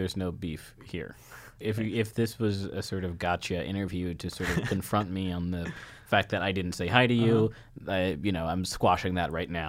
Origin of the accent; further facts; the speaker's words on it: San Antonio, Texas, United States; also born or lived in Brooklyn, New York; now in New York, United States; I'm from San Antonio, Texas.